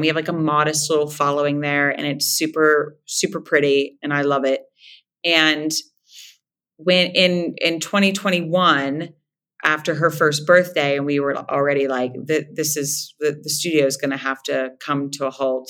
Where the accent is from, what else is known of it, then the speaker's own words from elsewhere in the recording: Moundsville, West Virginia, United States; accent: nasal; moved away; I am originally from Moundsville, West by God, Virginia.